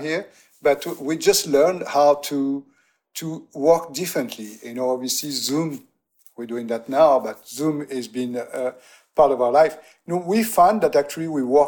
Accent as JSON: {"language": "English", "town": "Aix-en-Provence", "region": "Provence-Alpes-Côte d'Azur", "country": "France", "tie": "born or raised there", "also_born_or_lived": "New York", "moved": "yes", "said": "we bought a house in my hometown in Aix-en-Provence"}